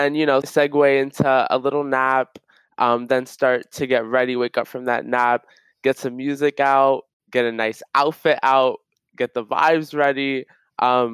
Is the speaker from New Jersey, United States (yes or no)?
yes; Elizabeth, New Jersey, United States; moved away as an adult; now in Washington, D.C., United States; I'm from Elizabeth, New Jersey